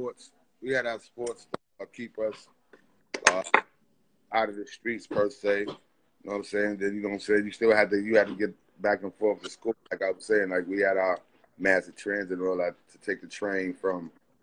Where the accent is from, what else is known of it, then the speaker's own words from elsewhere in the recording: New York City, New York, United States; Yeah, I'm from Brownsville, Brooklyn.